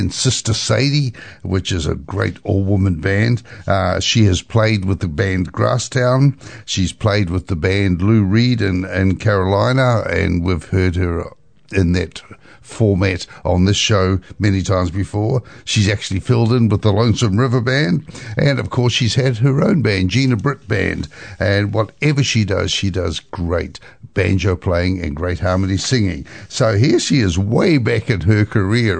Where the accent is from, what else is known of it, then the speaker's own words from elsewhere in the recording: New Zealand; I came from New Zealand